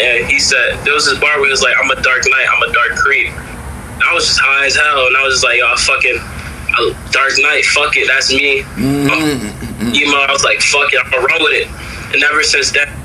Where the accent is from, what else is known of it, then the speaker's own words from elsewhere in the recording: Bridgeport, Connecticut, United States; also born or lived in Derby, Connecticut; growing up in Bridgeport